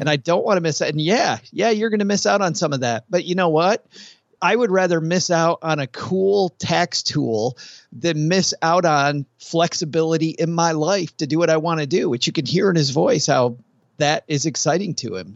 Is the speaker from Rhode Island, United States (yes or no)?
no; West Michigan, United States; I grew up in West Michigan